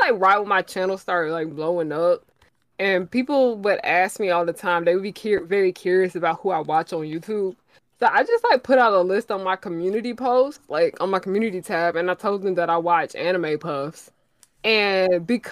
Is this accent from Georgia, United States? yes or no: yes; Atlanta, Georgia, United States; I'm from Atlanta